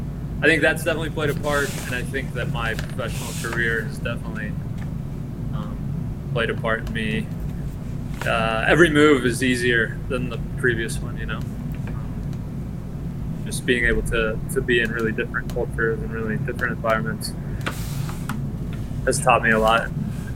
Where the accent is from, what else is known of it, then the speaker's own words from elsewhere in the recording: Colombia; now in United States; Millonarios in Bogota. That was the club that I kind of learned to support a bit from a distance.